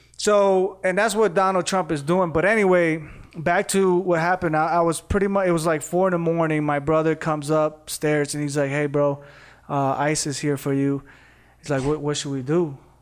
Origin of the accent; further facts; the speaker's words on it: Indiana, United States; moved away as an adult; also born or lived in Costa Rica / Arizona; now in Las Vegas, United States; in Indiana, I, I started off drawing